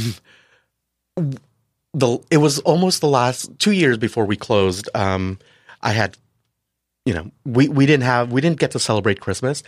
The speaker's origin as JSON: {"language": "English", "town": "San Diego", "region": "California", "country": "United States", "tie": "born or raised there", "also_born_or_lived": "Manila / Canada / France", "said": "I came here, uh, grew up here"}